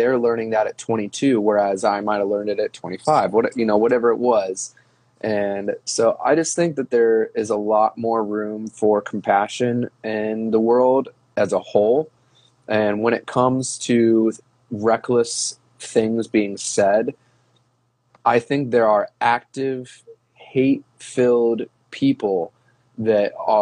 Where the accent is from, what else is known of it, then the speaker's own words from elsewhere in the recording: Ohio, United States; I grew up in Ohio